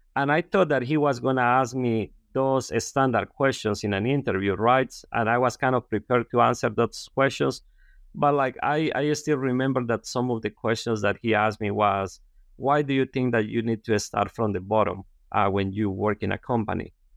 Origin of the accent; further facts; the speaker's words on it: Honduras; English is a second language; moved away as an adult; also born or lived in San Pedro Sula, Honduras; I'm, uh, from a very rural area in Honduras, and, um, you know, like, I grew up, you know, planting corn and beans.